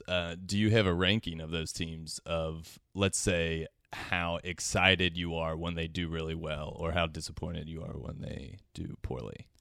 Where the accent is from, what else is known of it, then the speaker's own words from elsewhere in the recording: Cincinnati, Ohio, United States; now in Los Angeles, United States; I am originally from Cincinnati, Ohio